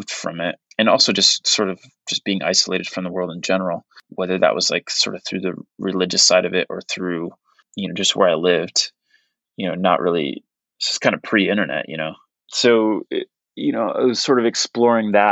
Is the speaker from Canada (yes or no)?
no; Portugal; English is a second language; when I was when I was really young and and growing up in Portugal and you know kind of I kind of alluded to this like where I didn't have access to music